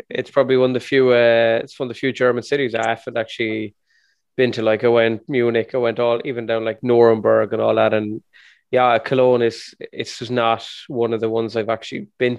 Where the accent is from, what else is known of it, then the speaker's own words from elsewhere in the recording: Westmeath, Leinster, Ireland; I said, well, we're different here in Westmeath